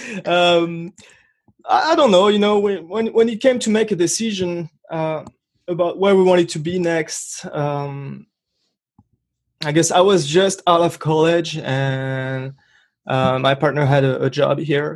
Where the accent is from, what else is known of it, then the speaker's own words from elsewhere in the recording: Brittany, France; accent: French; English is a second language; moved away as an adult; now in Rochester, United States; I was born in France, born and raised in France. I grew up there. I spent 23 years in the northwestern part of France called Bretagne, Brittany.